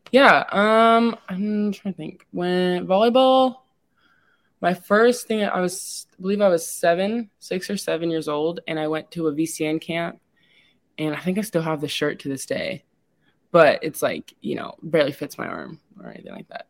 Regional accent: Lincoln, Nebraska, United States; also born or lived in San Antonio, Texas; I was born in San Antonio, Texas, and though I wasn't raised there, I would consider myself to have been raised in Lincoln

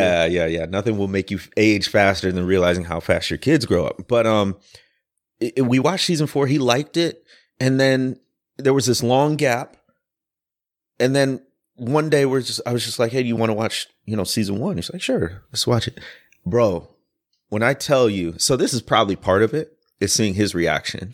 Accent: Midwest, United States; also born or lived in Deep South; now in Louisville, United States; I grew up in the Midwest, but spent a ton of time in the Deep South

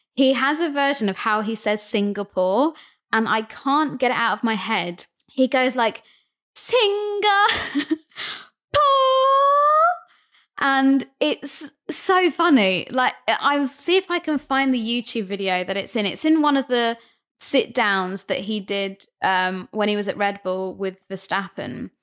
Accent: Brighton, South East England, United Kingdom; I'm from Brighton

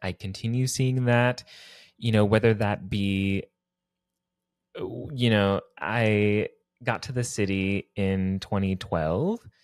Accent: Texas, United States; now in New York City, United States; I was born and raised in Texas

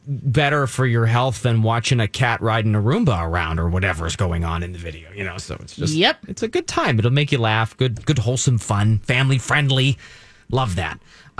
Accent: Pennsylvania, United States; we moved a lot when I was young, my family growing up in South Central Pennsylvania

